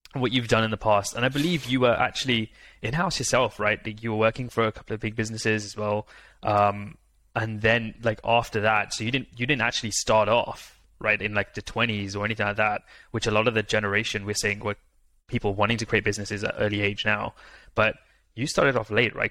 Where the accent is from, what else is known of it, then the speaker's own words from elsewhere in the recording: India; I'm Indian myself